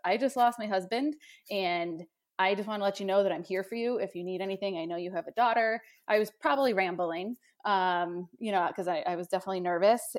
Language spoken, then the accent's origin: English; Buffalo, New York, United States; moved away as an adult; also born or lived in East Coast; I'm originally from the Buffalo, New York area